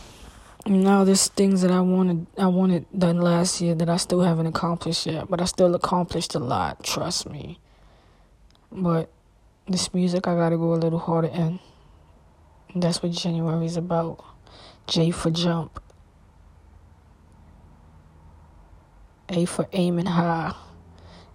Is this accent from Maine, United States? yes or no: no; New York City, New York, United States; when I grew up in Brooklyn